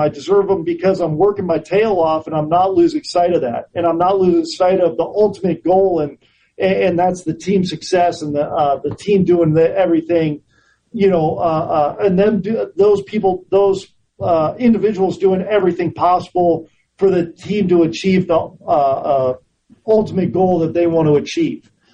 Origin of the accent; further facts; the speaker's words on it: Orinda, California, United States; I grew up in in Orinda, California, which is a suburb of both Oakland and, and San Francisco and and Berkeley